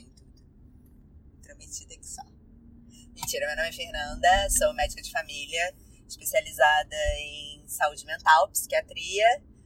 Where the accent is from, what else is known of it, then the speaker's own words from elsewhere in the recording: Rio de Janeiro, Brazil; sou carioca